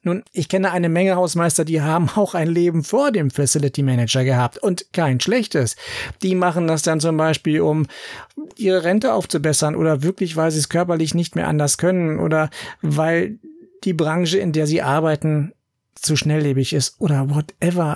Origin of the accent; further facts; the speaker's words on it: Berlin, Germany; bei uns in Berlin